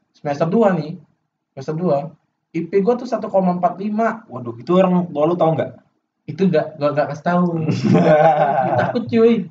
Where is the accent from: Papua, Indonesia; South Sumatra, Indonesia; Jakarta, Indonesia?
South Sumatra, Indonesia; Palembang; padahal kalau di daerahku ya di Palembang ya itu masuk UGM tuh kayak sesuatu yang prestis